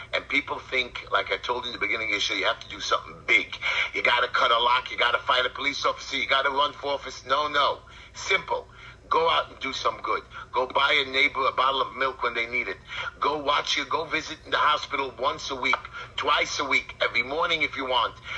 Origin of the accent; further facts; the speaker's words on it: United States; I'm an American, I'm a Jew